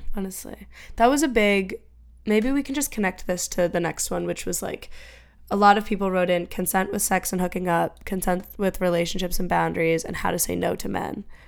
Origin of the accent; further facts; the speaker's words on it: Franklin, Massachusetts, United States; Emma and I grew up in Franklin